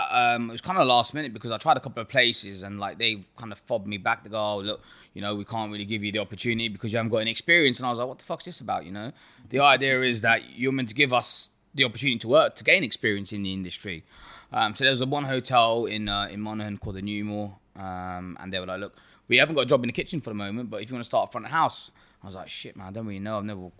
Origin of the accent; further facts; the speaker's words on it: Ealing, London, United Kingdom; now in Birmingham, United Kingdom; So I'm originally from Ealing in London. So I came up to Birmingham when I was 18 years old, did my degree, did a placement.